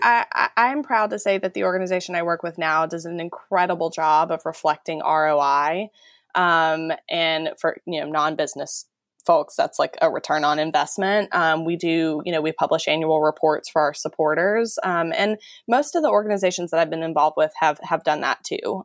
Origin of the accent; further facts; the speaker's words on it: Texas, United States; moved away as an adult; I'm from Texas